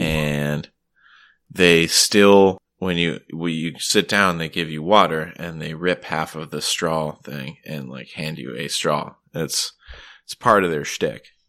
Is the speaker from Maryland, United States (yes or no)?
yes; Maryland, United States; also born or lived in Vermont; now in Boston, United States; I'm actually originally from Maryland